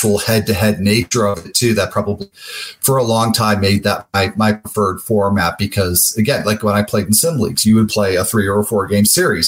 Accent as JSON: {"language": "English", "region": "New Jersey", "country": "United States", "tie": "born or raised there", "also_born_or_lived": "Chicago / Michigan", "said": "I was born in Chicago, grew up basically in Jersey, but both a little bit North Jersey."}